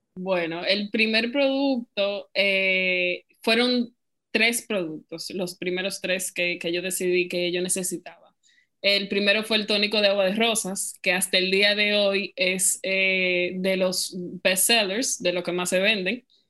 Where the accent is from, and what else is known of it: Dominican Republic